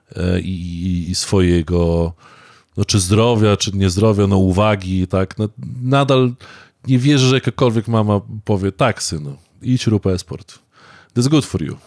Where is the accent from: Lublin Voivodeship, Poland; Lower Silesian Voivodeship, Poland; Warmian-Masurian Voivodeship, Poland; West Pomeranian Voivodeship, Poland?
Warmian-Masurian Voivodeship, Poland; Ja jestem Mazur